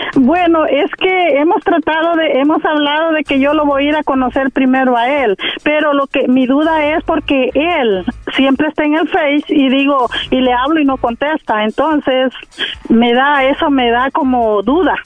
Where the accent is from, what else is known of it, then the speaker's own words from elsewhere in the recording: El Salvador; accent: centroamericano; Soy salvadoreña